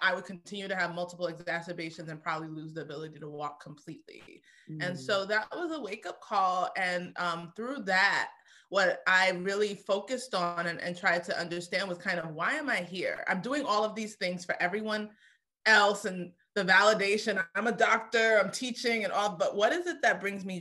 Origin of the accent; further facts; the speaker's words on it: New York City, New York, United States; I grew up in Brooklyn